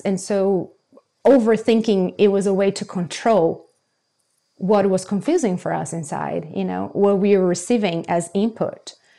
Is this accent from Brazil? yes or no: yes; Brazil; moved away; I grew up in Brazil